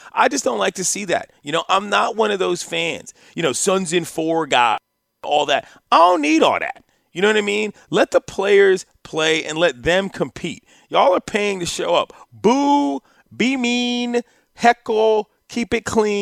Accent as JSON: {"language": "English", "region": "East Coast", "country": "United States", "said": "I'm from the East Coast"}